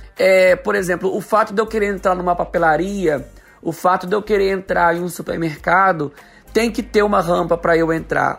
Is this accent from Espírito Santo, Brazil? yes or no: yes; Espírito Santo, Brazil; eu sou de Batiba, Espírito Santo. Aqui na minha cidade é uma cidade mais plana